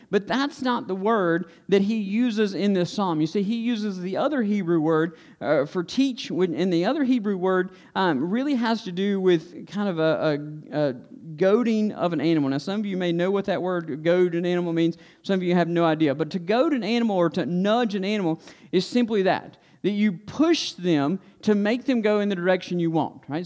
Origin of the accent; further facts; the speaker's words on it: Stokes County, North Carolina, United States; when I was a kid, I was like most other kids growing up in Stokes County